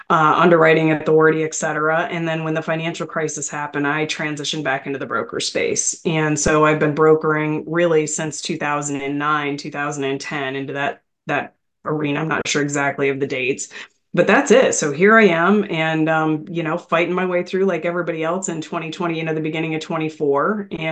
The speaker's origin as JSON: {"language": "English", "region": "Michigan", "country": "United States", "tie": "born or raised there", "said": "I grew up in Michigan and, so around factories, a lot of factories, farms, things like that, very rural part of the state"}